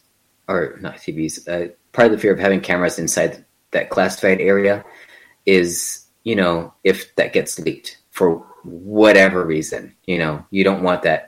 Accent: El Paso, Texas, United States; my hometown of El Paso

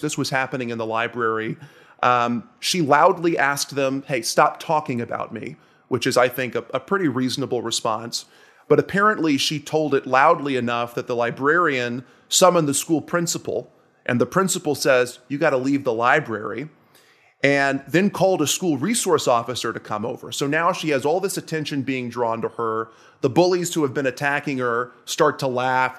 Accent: Nashville, Tennessee, United States; moved away; I'm from Nashville, Tennessee originally

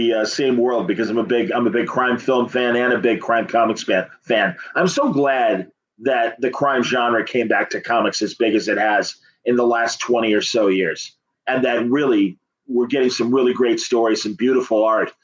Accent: Chicago, Illinois, United States; also born or lived in Bloomington, Illinois; I'm born and bred in Chicago

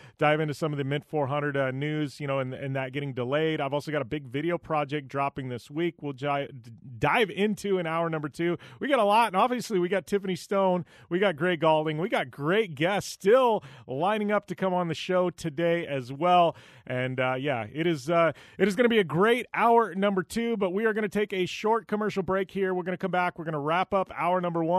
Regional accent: Parker, Arizona, United States; Parker here, my hometown

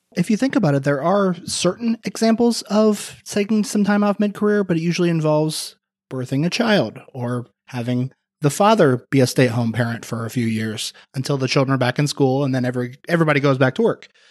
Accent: Indiana, United States; moved away; my hometown in Indiana

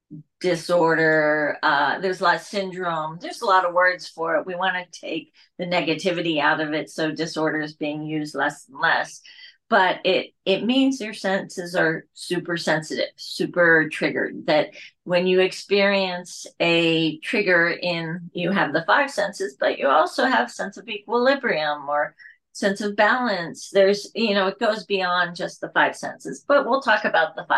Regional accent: Pennsylvania, United States; I grew up in Pennsylvania.

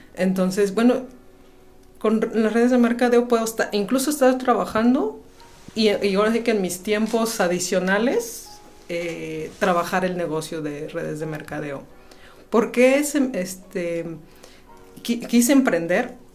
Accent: Querétaro, Mexico; also born or lived in Guanajuato; aunque mi acta de nacimiento es de, de Guanajuato, siempre, desde que nací he vivido aquí en Querétaro y toda mi familia es queretana

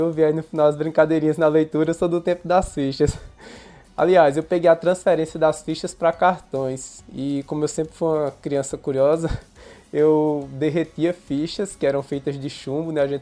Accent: interior of Pernambuco, Brazil; accent: Pernambuco; Eu tô falando aqui do interior de Pernambuco.

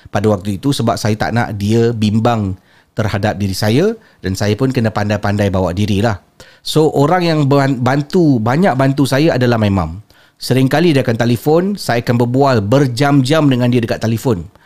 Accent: Johor, Malaysia; moved away as an adult; now in Brunei; Saya asal daripada Johor tapi sekarang uh, dah menetap di negara Brunei Darussalam ikut suami.

